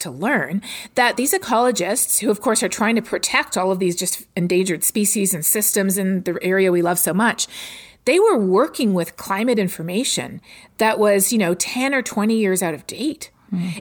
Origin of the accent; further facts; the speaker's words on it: Toronto, Ontario, Canada; moved away as an adult; now in Texas, United States; I'm from Toronto